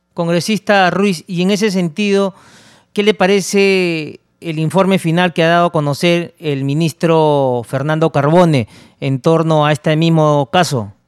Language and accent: Spanish; Peru; Somos peruanos